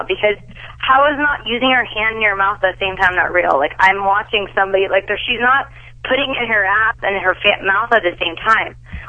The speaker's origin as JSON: {"language": "English", "region": "California", "country": "United States", "lives_now": "Miami, United States", "said": "No, actually, I live in Miami, but I'm originally from Orange County, California."}